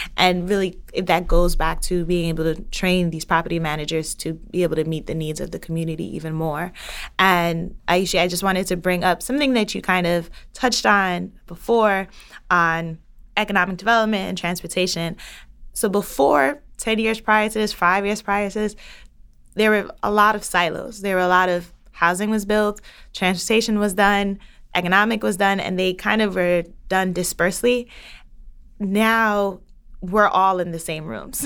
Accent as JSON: {"language": "English", "town": "New York City", "region": "New York", "country": "United States", "tie": "born or raised there", "said": "I grew up in the Bronx"}